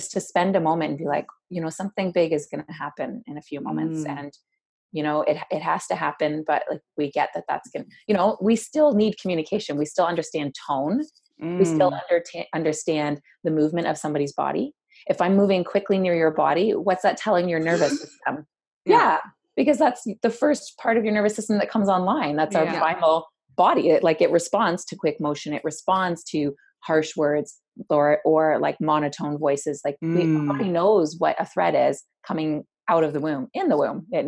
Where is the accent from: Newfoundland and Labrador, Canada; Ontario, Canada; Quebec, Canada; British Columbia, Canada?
Ontario, Canada; Hamilton; also born or lived in Waterloo; I grew up in Hamilton and my mom moved us to Waterloo